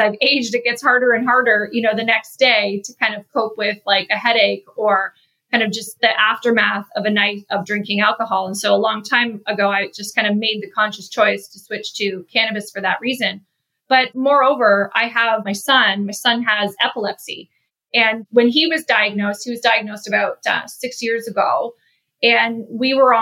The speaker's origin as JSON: {"language": "English", "country": "Canada", "also_born_or_lived": "Chicago area, United States", "moved": "as an adult", "lives_now": "Chicago, United States", "said": "I'm originally from Canada. I moved to the US about 12 years ago. I live in the Chicago area with my husband and two kids."}